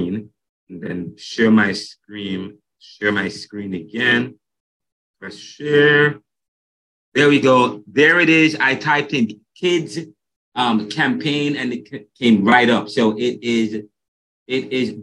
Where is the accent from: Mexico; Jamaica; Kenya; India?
Jamaica; moved away; I'm from Jamaica